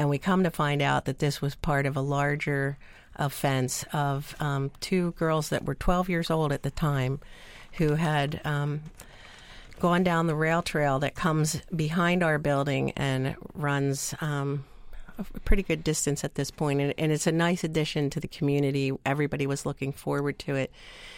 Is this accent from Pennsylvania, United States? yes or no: yes; Ephrata, Pennsylvania, United States; I am from Ephrata.